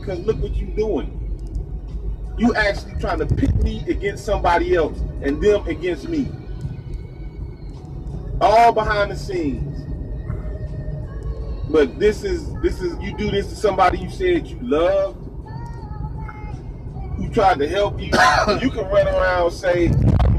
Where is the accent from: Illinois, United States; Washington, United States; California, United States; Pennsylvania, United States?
Illinois, United States; Chicago; I come from one of the most fucked up places in Chicago